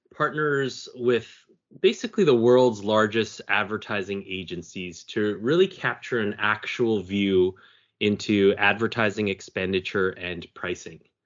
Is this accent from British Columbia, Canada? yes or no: no; Markham, Ontario, Canada; also born or lived in Toronto; I was born and raised in Markham, Ontario